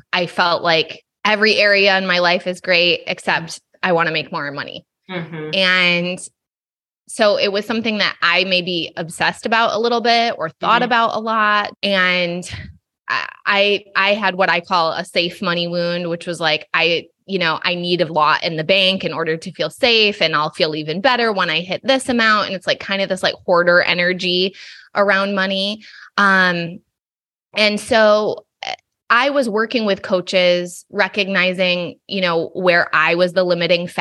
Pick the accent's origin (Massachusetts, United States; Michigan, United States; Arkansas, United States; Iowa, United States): Michigan, United States; Allegan; moved away as an adult; now in California, United States; I grew up in Southwest Michigan, like Kalamazoo, Grand Rapids area